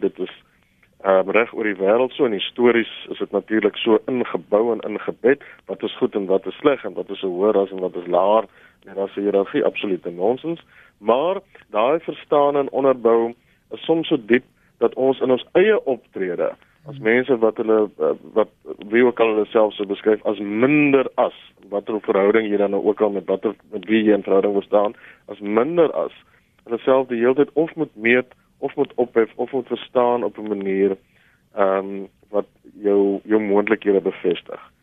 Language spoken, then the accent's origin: Afrikaans; South Africa; ons swart Suid-Afrikaners